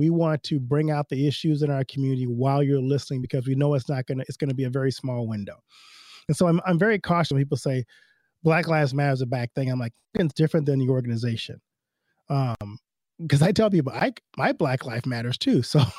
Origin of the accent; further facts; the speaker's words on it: Louisiana, United States; I grew up in Louisiana, like I talked about before, but I went to an all-white school, Lutheran school, in my elementary age.